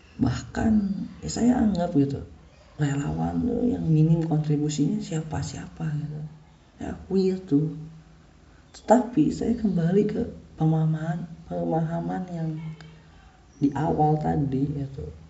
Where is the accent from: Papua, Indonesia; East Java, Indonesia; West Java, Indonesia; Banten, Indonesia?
West Java, Indonesia; Bandung; kita tuh orang Bandung